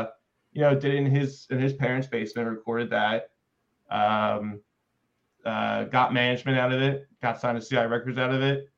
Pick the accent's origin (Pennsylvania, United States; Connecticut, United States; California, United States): Pennsylvania, United States; Philadelphia; Now we are on the East Coast, we're from New Jersey, I'm from Philadelphia, but they put us out in the Midwest.